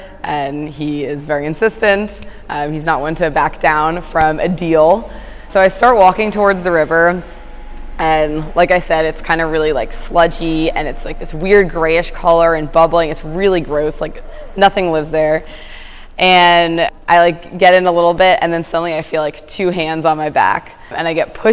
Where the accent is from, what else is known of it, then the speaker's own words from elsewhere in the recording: Teaneck, New Jersey, United States; moved away as an adult; now in Washington, United States; I'm from New Jersey. So I grew up in a town called Teaneck, New Jersey